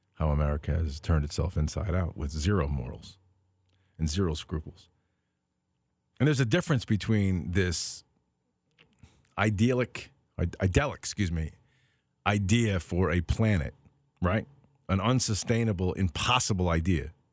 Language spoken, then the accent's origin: English; United States; I'm an American. I was born here